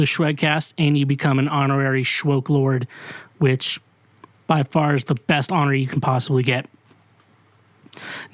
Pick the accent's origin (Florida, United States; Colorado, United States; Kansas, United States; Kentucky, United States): Kansas, United States; also born or lived in Missouri; now in Nashville, United States; I'm from Kansas